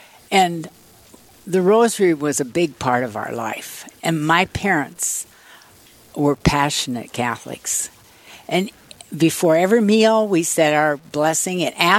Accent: Plankinton, South Dakota, United States; now in Aberdeen, United States; I was born in Plankton.

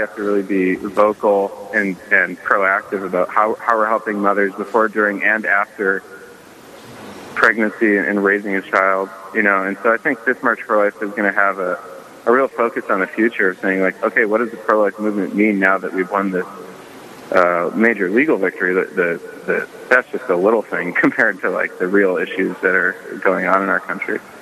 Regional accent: Dickinson, North Dakota, United States; I'm originally from Dickinson, North Dakota

